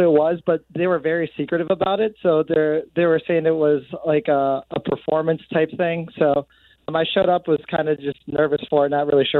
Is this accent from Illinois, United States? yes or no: yes; Chicago, Illinois, United States; because she heard I was from Chicago.